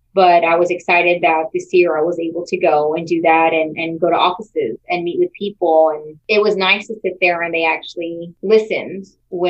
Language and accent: English; San Antonio, Texas, United States; I, you know, was born and raised in San Antonio, and Edgewood has a really special place in my heart.